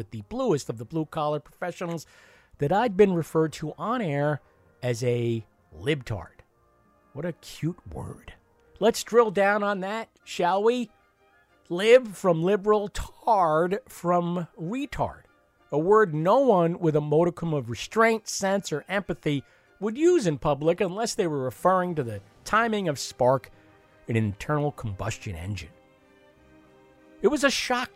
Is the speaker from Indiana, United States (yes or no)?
no; Lindenhurst, New York, United States; moved away; also born or lived in Amityville, New York; I was born in Amityville on Long Island, grew up two towns east in Lindenhurst, a quote, blue collar hamlet, unquote.